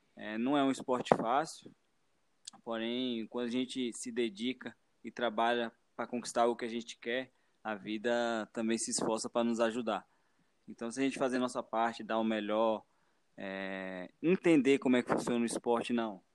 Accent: Vale do Capão, Chapada Diamantina, Bahia, Brazil; eu sou do interior, eu sou do Vale do Capão, na Chapada Diamantina, na Bahia, e lá não tinha ônibus

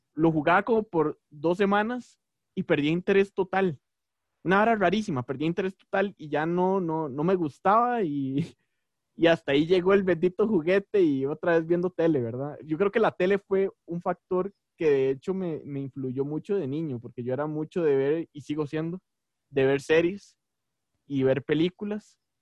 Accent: Costa Rica; also born or lived in San José, Costa Rica / Tibás, Costa Rica; now in Cartago, Costa Rica; yo nací en San José en, el, en, 1998 un 25 de marzo, en el San Juan de Dios. Yo soy cédula número uno

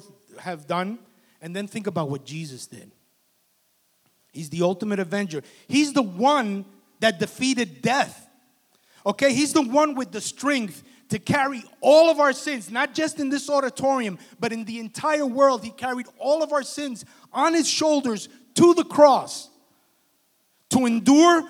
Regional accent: Union City, New Jersey, United States; I grew up in Union City, New Jersey

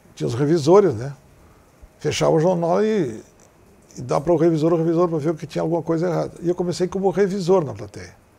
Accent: Santana do Livramento, Rio Grande do Sul, Brazil; moved away; also born or lived in Porto Alegre; eu me criei em Livramento, naquela, naquela fronteira amada

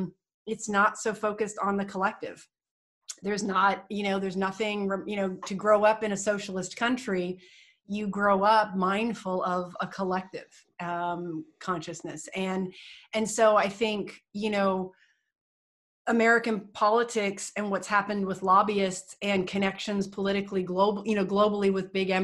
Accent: Canada; as a Canadian, we align ourselves more with Europe typically than the United States, but we have a love for the US.

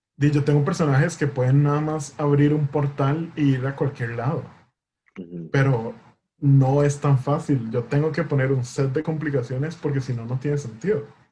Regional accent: Costa Rica; nosotros como costarricenses

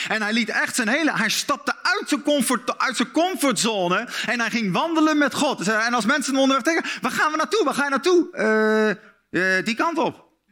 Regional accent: Netherlands; als Nederlanders

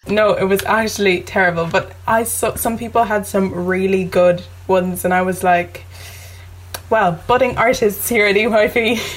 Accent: Ireland; I'm 16 and I'm from Ireland

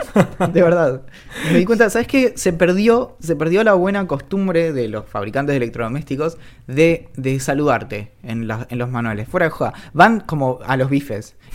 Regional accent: Ireland; accent: Irish; Spanish is a second language; No sé si una vez notaste mi acento irlandés.

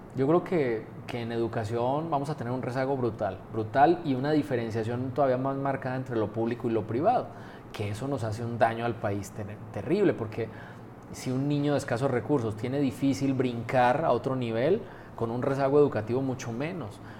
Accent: Colombia; moved away as an adult; now in Aguascalientes, Mexico; Yo, no nací en México, yo nací en Colombia. Llevo la mitad de mi vida, justo este año cumplí, la mitad de mi vida aquí en México, 23 años

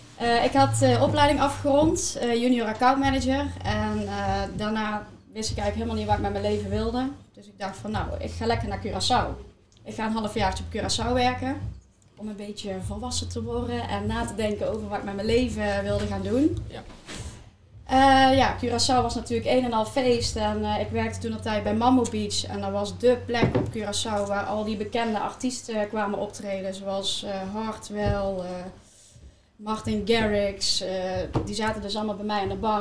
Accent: Eindhoven, North Brabant, Netherlands; wij komen uit Eindhoven

